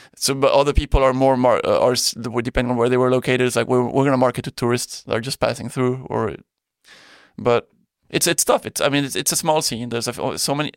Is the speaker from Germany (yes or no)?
no; Belgium; moved away as an adult; also born or lived in Spain / Thailand; born in Spain. Yeah, yeah. Then I grew up in Belgium.